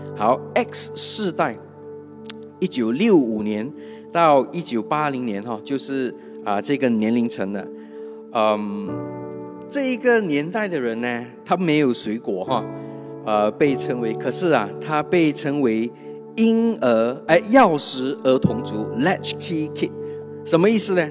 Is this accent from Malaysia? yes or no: yes; Kuching, Sarawak, Malaysia; 我是土生土长的古晋人